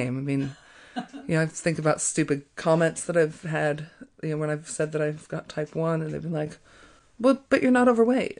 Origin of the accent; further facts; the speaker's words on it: Colorado, United States; moved away as an adult; now in New Zealand; I'm from Colorado. I've lived in New Zealand for 18 years